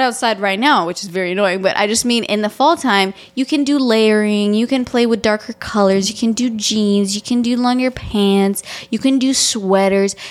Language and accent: English; Romania; moved away; I'm Romanian and I grew up in Romania.